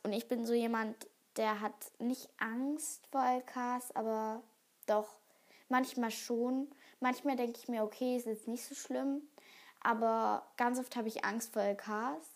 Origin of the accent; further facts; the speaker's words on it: Germany; bei uns in Deutschland